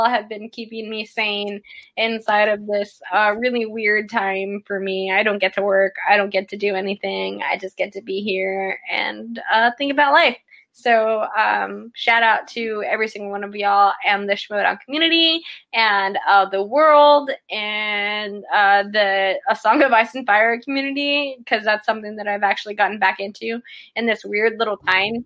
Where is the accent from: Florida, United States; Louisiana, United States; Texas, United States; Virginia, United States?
Texas, United States; I'm a Texan